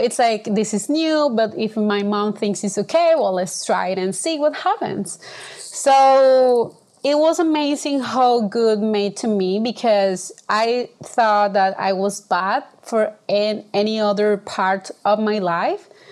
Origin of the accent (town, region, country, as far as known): Venezuela; born or raised there